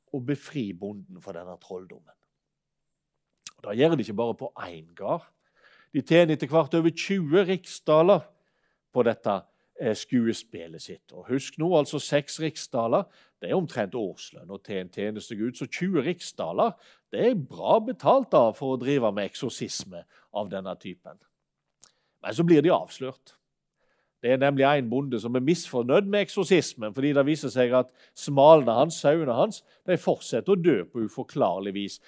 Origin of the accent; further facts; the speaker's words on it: Uskedalen, Vestland, Norway; jeg selv er født og oppvokst i Uskedalen